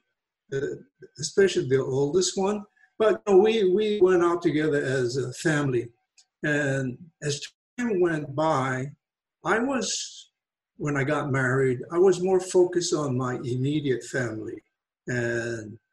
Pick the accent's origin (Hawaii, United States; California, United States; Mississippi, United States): Hawaii, United States; Wahiawa; I grew up in a pineapple town called Waihiwa, and that's on the island of Oahu, Hawaii.